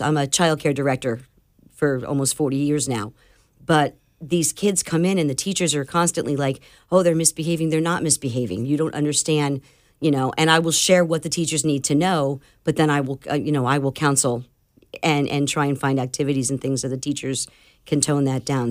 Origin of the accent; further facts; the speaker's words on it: New Jersey, United States; now in Florida, United States; I'm from New Jersey, so I'm as blunt as they come.